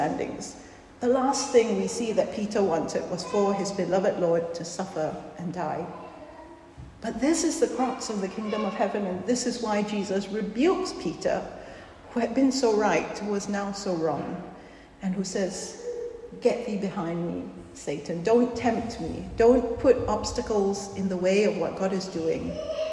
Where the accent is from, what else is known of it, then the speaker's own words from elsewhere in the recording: Singapore; moved away; I come from Singapore, which is a very small country of about 5 million people. And growing up, we were always told our country was very vulnerable